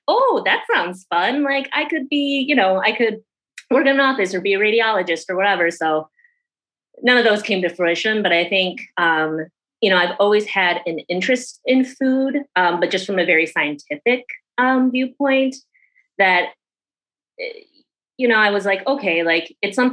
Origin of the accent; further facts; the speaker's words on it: Schaumburg, Illinois, United States; I am from Chicago originally. Yeah. A little bit outside of Chicago, Schaumburg